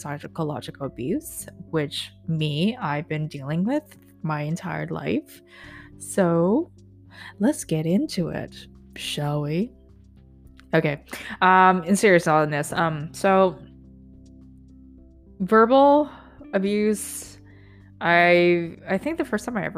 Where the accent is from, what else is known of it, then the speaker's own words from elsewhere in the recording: Vancouver, British Columbia, Canada; also born or lived in Hong Kong; when I moved from Hong Kong to back to Vancouver, so when I was 10, maybe